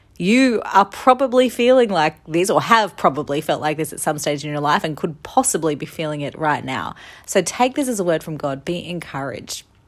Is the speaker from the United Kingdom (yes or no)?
no; Australia; moved away as an adult; I am back in my home country of Australia, the land down under